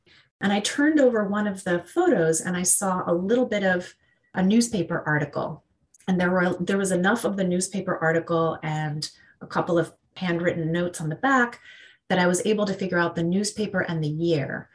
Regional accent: Argentina; moved away; I'm from Argentina originally

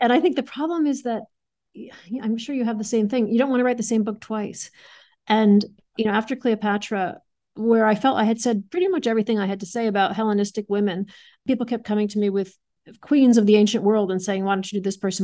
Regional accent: Adams, Massachusetts, United States; I grew up in Adams

